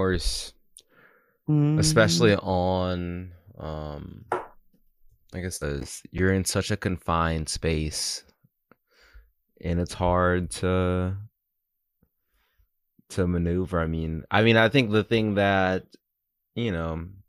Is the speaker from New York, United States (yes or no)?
yes; New York City, New York, United States; as a New Yorker